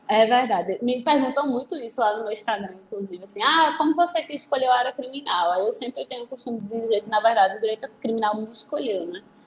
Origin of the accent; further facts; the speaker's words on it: Recife, Pernambuco, Brazil; Eu sou de Recife, então eu fiz a, a faculdade aqui na, na Católica.